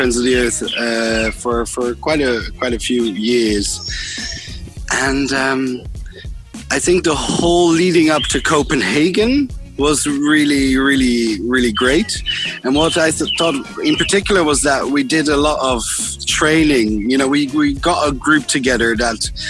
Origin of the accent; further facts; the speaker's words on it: Netherlands; I am from the Netherlands